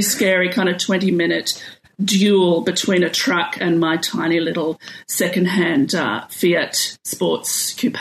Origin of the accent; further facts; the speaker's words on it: Australia; as an Australian